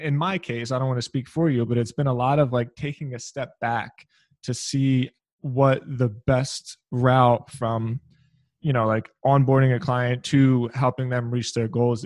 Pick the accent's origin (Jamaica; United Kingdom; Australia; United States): United States; Philadelphia, Pennsylvania; I'm also from Philly.